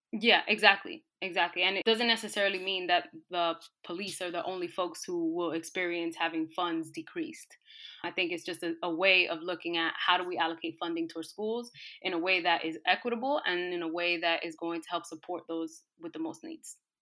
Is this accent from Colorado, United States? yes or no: no; New York City, New York, United States; I grew up in New York City in a low-income, disenfranchised community